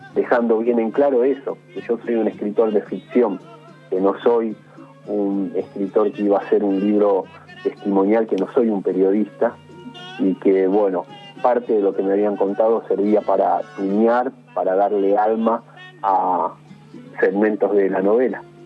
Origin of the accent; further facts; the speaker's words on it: Isidro Casanova, Buenos Aires Province, Argentina; Yo soy orgulloso hijo de Isidro Casanova y del barrio Los Pinos